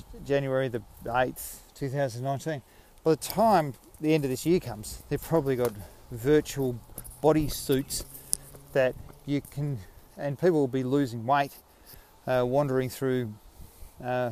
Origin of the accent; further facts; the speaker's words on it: Australia; I'm Australian. Australia, mate.